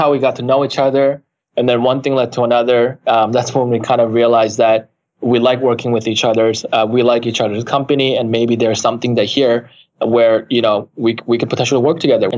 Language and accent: English; Canada; also born or lived in South Korea / San Francisco, United States; now in United States; I'm Canadian. That's where I was raised since nine. Prior to that, I was born and raised in Korea.